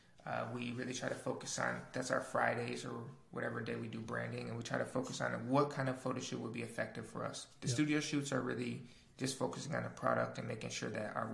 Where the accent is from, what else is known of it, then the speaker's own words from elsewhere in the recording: Wisconsin, United States; moved away as an adult; also born or lived in Chicago / Tulum / Bali; now in Austin, United States; I lived in Chicago and I'm from Wisconsin